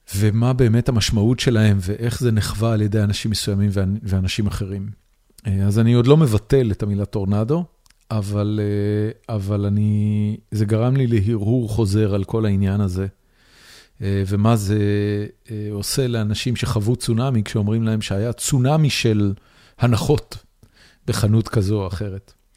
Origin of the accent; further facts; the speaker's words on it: Haifa, Haifa District, Israel; moved away as an adult; now in Austin, United States; אני גדלתי בחיפה